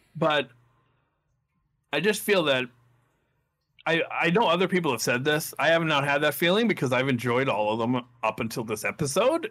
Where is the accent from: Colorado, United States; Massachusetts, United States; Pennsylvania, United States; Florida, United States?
Massachusetts, United States; Saugus; I am from Saugus, Massachusetts